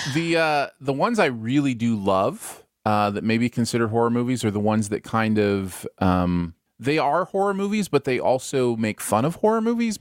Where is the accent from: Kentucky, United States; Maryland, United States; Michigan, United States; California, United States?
Michigan, United States; now in Missouri, United States; I grew up in Michigan